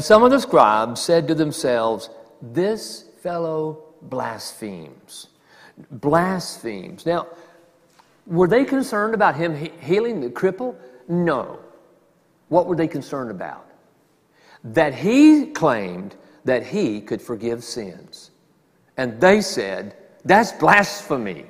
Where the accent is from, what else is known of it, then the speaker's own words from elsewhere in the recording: the South, United States; I'm from the South